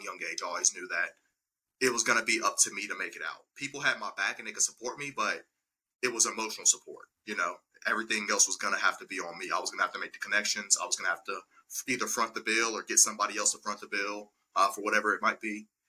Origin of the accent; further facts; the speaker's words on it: Birmingham, Alabama, United States; moved away as an adult; now in Nashville, United States; born and raised in Birmingham, Alabama